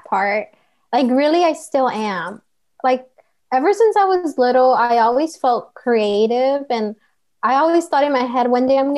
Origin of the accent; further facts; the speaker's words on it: Santa Ana, California, United States; I'm from Santa Ana